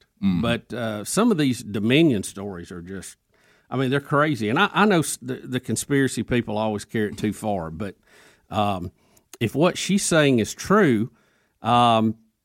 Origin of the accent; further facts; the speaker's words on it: United States; as an American